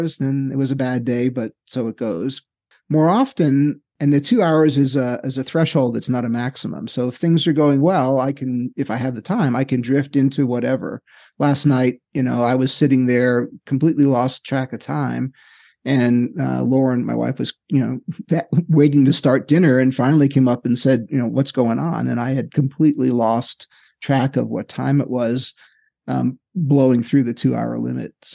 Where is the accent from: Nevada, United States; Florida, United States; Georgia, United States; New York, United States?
New York, United States; New York City; I grew up in Queens.